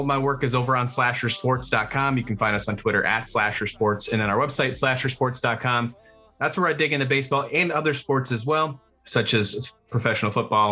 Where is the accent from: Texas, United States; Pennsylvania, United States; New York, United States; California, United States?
New York, United States; Western; I'm originally from Western New York